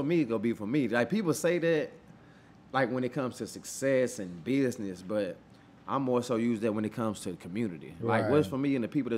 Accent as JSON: {"language": "English", "town": "Moss Point", "region": "Mississippi", "country": "United States", "tie": "born or raised there", "moved": "yes", "said": "My hometown, Moss Point, is an hour and 15 minutes from New Orleans, Louisiana."}